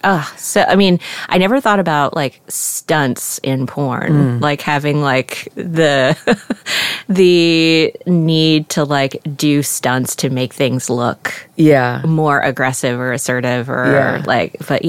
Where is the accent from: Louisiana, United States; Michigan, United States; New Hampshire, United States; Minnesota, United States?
Louisiana, United States; I was raised in Louisiana.